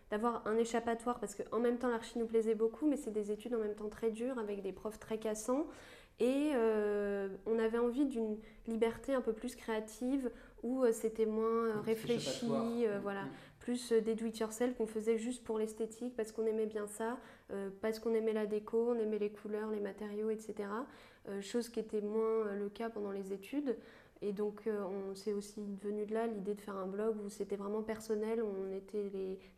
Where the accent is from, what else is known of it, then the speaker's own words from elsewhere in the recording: Île-de-France, France; Moi, je suis de la région parisienne